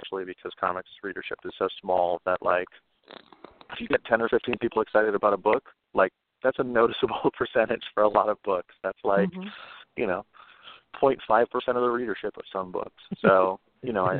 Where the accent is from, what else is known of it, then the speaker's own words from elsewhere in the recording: New York City, New York, United States; I'm a New Yorker born and raised